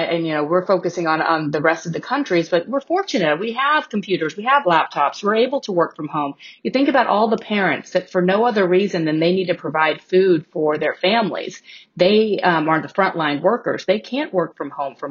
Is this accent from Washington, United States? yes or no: no; Houston, Texas, United States; moved away; So I grew up in Houston